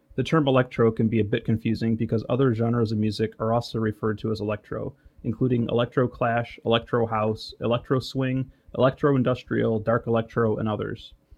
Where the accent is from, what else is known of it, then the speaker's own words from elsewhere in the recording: Detroit, Michigan, United States; I'm from Detroit, Michigan, and am a web developer